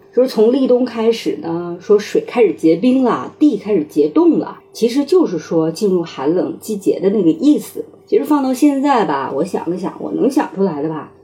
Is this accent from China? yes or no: yes; China; 我们中国人